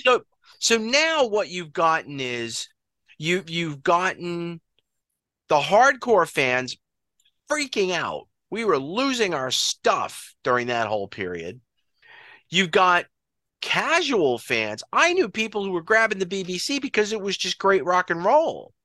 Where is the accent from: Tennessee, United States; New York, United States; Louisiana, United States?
New York, United States; Long Island; We're all from Long Island, New York